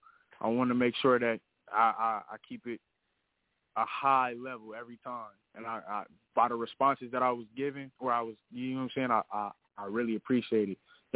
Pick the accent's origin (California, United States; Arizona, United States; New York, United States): Arizona, United States; Phoenix; But like I said, I'm only 19. I'm just pushing myself as much as I possibly can. I'm from South Phoenix, Arizona.